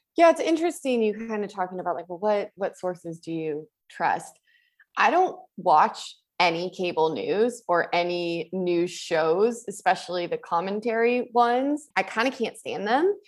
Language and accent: English; United States; In my hometown, we used to have three newspapers. I'm from Tahoe, so we had a paper in Incline and in Tahoe City and in Truckee